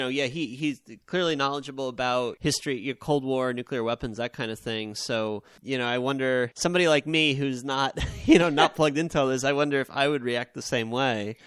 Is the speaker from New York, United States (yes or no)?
yes; Long Island, New York, United States; I grew up on Long Island